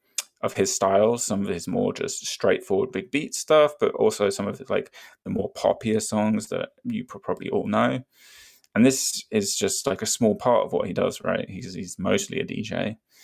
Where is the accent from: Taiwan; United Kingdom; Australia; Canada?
United Kingdom; near Brighton, South East England; Not that I'm from Brighton, but I live right next to Brighton.